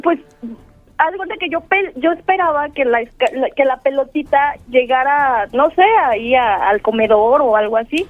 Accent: State of Mexico, Mexico; De aquí, del Estado de México.

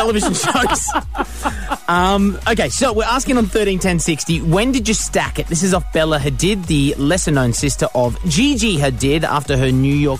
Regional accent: Torquay, Victoria, Australia; I grew up in Torquay, small surf coastal town in Victoria.

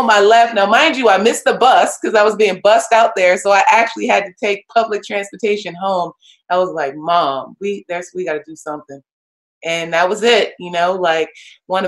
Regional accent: Los Angeles, California, United States; moved away as an adult; also born or lived in Houston / Seattle; I'm originally from Los Angeles, like born and raised

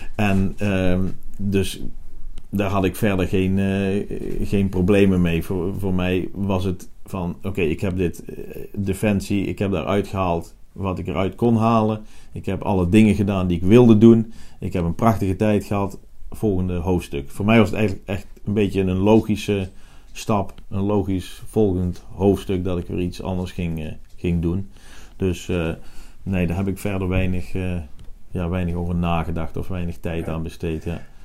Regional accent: Netherlands; in Nederland, waar ik vandaan kom

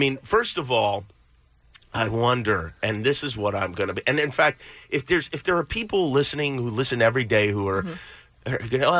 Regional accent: United States; I'm an American. I stay here.

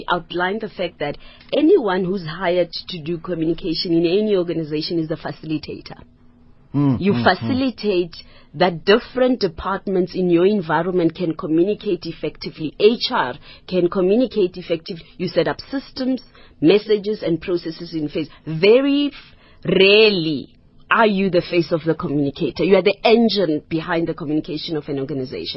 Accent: South Africa; as a South African

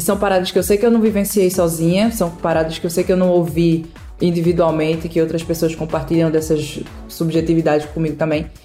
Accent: Pernambuco, Brazil; eu sou pernambucana

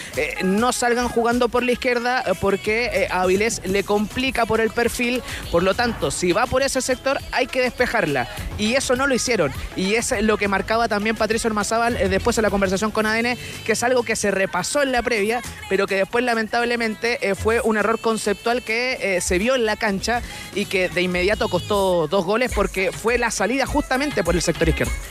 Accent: San Antonio, Valparaíso, Chile; soy de San Antonio.

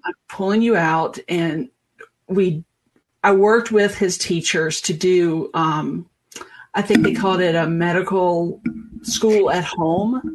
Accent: the South, United States; I'm from the South. We eat grits.

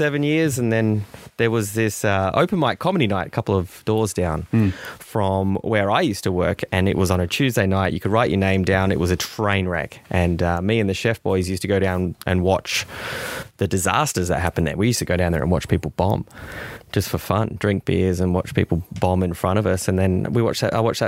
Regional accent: Victoria, Australia

